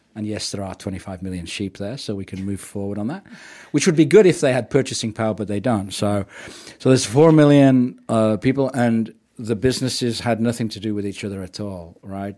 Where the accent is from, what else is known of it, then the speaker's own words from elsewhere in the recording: England, United Kingdom; moved away as an adult; also born or lived in Canada; now in New Zealand; I'm from working class England.